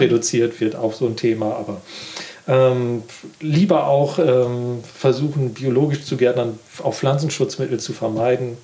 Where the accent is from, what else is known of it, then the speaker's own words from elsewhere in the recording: Wiesmoor, Lower Saxony, Germany; now in Offenburg, Germany; Ich bin ja in Ostfriesland groß geworden und da ist natürlich, es äh, gibt dort viel Moor. Also mein Heimatstädtchen heißt auch Wiesmoor